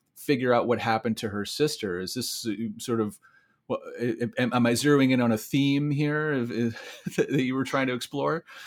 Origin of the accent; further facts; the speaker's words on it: Iowa City, Iowa, United States; born right there in Iowa City. Uh, oh. Sp- spent a lot of time there